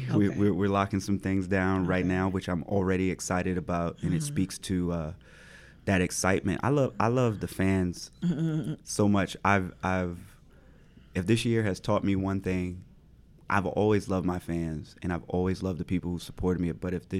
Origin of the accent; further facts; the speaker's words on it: the South, United States; Like, I'm from the Black rural South.